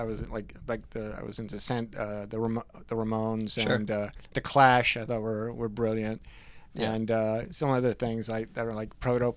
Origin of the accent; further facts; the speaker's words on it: Perth Amboy, New Jersey, United States; also born or lived in Newark, New Jersey; now in New Brunswick, United States; went to high school in Perth Amboy